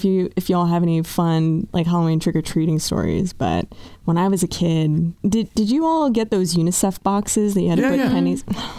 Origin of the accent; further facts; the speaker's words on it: Canada; moved away; in Canada, we definitely do.